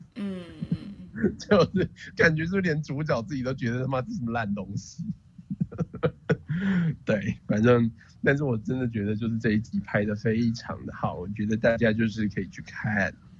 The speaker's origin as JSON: {"language": "Chinese", "country": "Taiwan", "said": "百分之九十我台湾人被这样讲，一定会超不爽。但就是这就是我们的 background"}